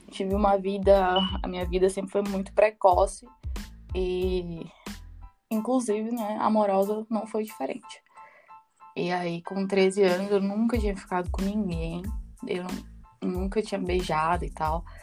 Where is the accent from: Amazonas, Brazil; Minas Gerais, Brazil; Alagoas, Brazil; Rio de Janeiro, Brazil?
Amazonas, Brazil; Manaus; also born or lived in São Paulo; now in Ireland; eu saí de Manaus, né, e fui para São Paulo e agora eu tô na Irlanda.